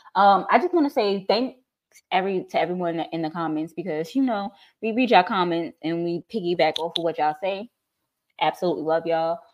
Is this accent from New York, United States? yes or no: yes; New York, United States; moved away; From New York.